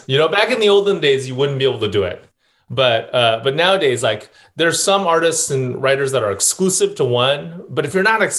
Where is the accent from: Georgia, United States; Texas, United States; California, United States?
California, United States; Saratoga; also born or lived in East Bay, California; I have spent my whole life here in the Bay Area. So I grew up in the South Bay, and then I went up to the East Bay for college, lived there for a number of years before moving back down to the South Bay.